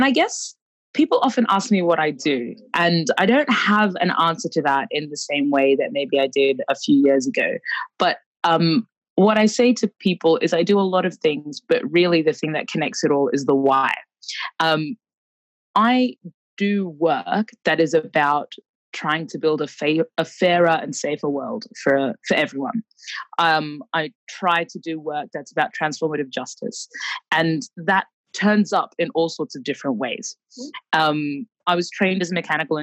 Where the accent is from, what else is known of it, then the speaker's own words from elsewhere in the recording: Brisbane, Queensland, Australia; also born or lived in Khartoum, Sudan; I was born in Khartoum, the capital of Sudan. And my family moved to Australia when I was about a year and a half, almost two. And we moved to Brisbane, Australia.